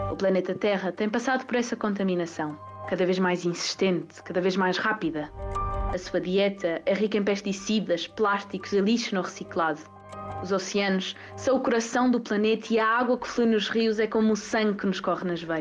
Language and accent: Portuguese; Covilhã, Castelo Branco, Portugal; tenho 15 anos, sou da Covilhã e estou neste momento no nono ano na Escola Básica de São Domingos.